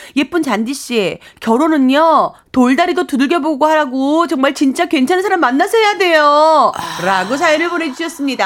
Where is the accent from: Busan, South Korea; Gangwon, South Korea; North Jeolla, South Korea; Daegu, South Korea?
Gangwon, South Korea; Hongcheon; 저도 홍천이 고향입니다.